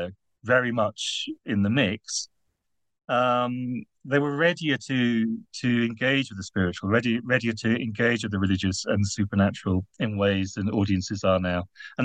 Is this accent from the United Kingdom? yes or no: yes; United Kingdom; now in Netherlands; I'm British, therefore easily embarrassed. And I'm writing in the Netherlands